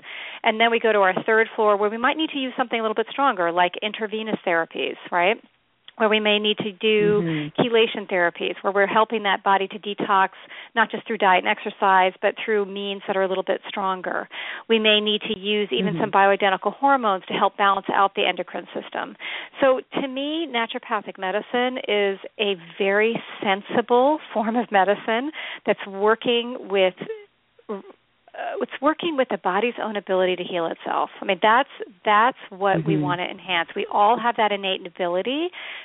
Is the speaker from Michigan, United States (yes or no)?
no; Connecticut, United States; also born or lived in Norway; my hometown in Connecticut